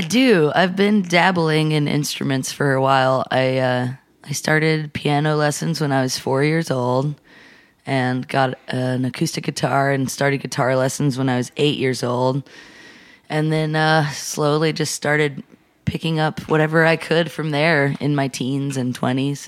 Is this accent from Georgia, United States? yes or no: yes; Atlanta, Georgia, United States; moved away as an adult; also born or lived in Portland, Oregon; now in Nashville, United States; I grew up in Atlanta